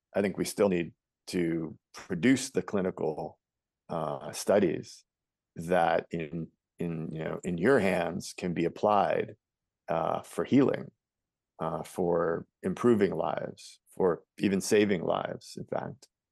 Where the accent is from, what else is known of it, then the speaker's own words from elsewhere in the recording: New York City, New York, United States; I was born in New York City